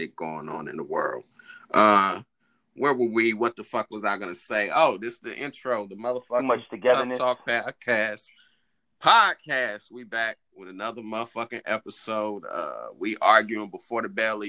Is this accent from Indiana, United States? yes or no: yes; Indianapolis, Indiana, United States; I'm from Indianapolis, so that's a little closer to Ohio.